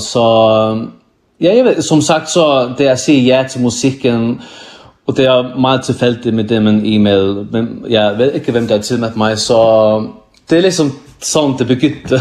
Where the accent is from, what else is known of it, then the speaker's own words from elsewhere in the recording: Faroe Islands; also born or lived in Iceland; jeg er kommet fra Færne i en bygd, der hedder Kvandersund, Ja, her bor der kun er det 400-500 mennesker